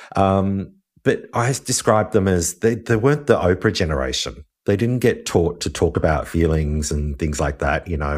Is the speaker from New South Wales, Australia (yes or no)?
yes; Wollongong, New South Wales, Australia; also born or lived in Sydney; I grew up in Wollongong